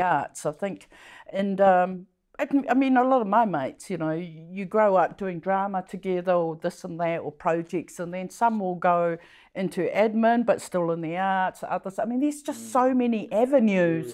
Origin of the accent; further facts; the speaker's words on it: Samoa; now in New Zealand; I grew up in Samoa